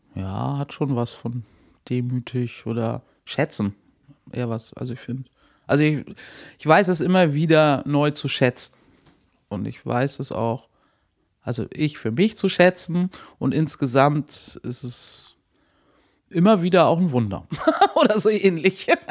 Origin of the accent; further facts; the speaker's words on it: Hamburg, Germany; moved away as an adult; also born or lived in Lower Saxony, near Lauenburg; ich bin ursprünglich Hamburgerin